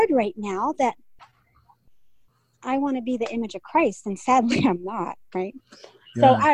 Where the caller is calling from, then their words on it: California, United States; I'm … from California